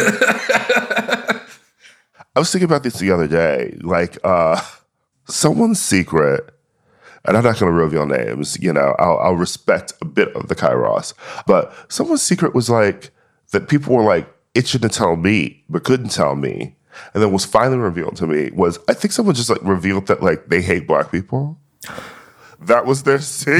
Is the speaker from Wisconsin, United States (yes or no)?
yes; Milwaukee, Wisconsin, United States; I was born in Milwaukee in the Midwest